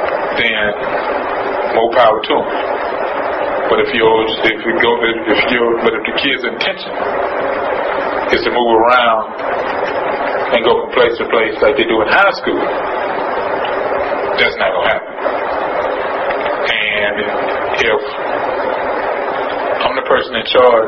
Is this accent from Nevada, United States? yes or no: no; Houston, Texas, United States; I am from Phillips Wheatley High School